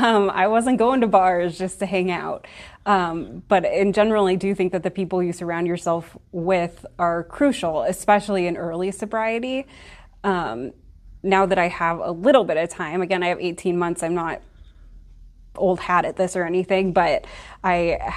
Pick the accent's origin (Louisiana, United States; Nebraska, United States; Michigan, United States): Nebraska, United States; Omaha; I am from Omaha, Nebraska, so I'm raised in the Midwest.